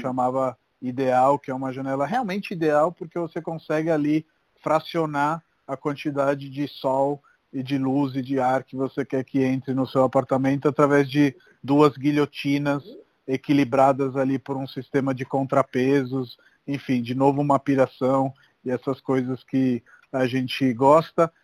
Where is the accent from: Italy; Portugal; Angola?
Italy; Rome, Lazio; now in São Paulo, Brazil; Eu sou de Roma